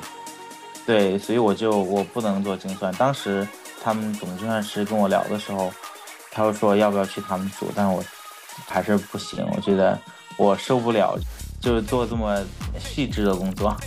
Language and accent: Chinese; Chongqing, China; moved away as an adult; now in New York, United States; 我们在这里长大